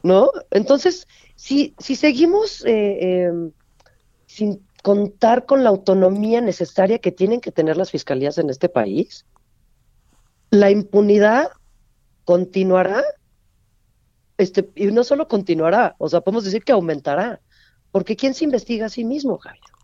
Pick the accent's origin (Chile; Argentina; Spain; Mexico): Mexico; como mexicanos